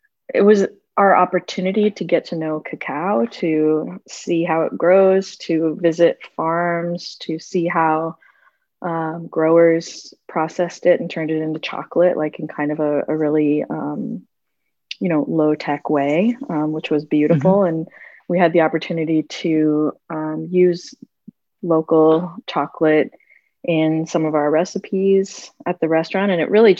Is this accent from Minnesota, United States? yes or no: yes; Minnesota, United States; moved away as an adult; also born or lived in Costa Rica; now in Asheville, United States; I'm from Minnesota, so I've never lived in the South